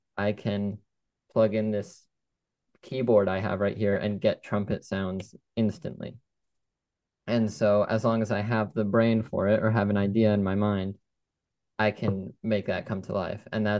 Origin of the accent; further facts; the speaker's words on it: Los Angeles, California, United States; So I grew up in Los Angeles, still probably my favorite city in the world. I love it there. I go back whenever I can, and I'll actually be heading out back to California for college.